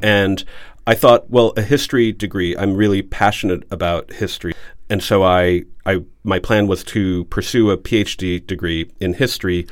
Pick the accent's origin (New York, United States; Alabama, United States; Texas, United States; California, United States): Alabama, United States; Huntsville; now in New England, United States; So Alabama and I grew up in Huntsville, and my, uh, father worked with NASA there, which is why I was born there.